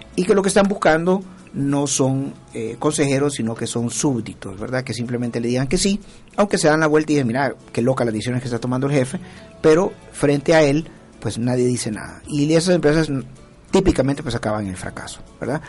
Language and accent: Spanish; San Salvador, El Salvador; yo soy de San Salvador